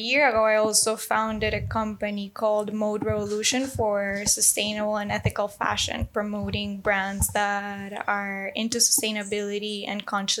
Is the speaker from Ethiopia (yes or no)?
no; Venezuela; I'm from Venezuela.